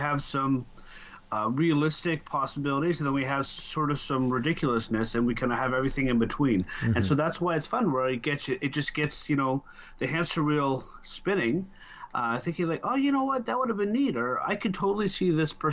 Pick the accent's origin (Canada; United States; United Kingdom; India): Canada; I'm Canadian